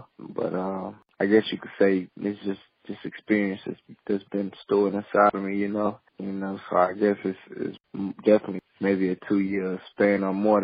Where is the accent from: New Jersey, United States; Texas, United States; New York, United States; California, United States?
Texas, United States; Port Arthur; I'm from Port Arthur